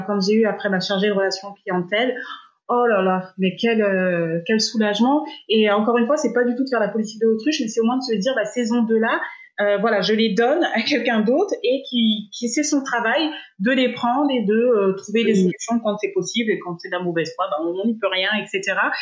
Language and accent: French; France; moved away as an adult; now in Dubai, United Arab Emirates; Je suis française